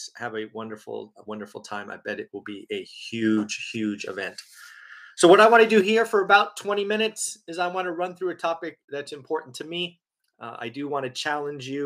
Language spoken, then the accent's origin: English; United States; I was born in the United States